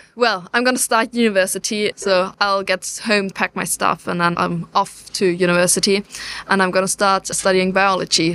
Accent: Germany; I am German, yes, so I, I'm not British

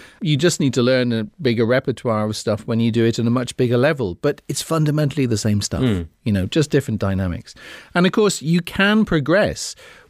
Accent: Cornwall, South West England, United Kingdom; I'm Cornish.

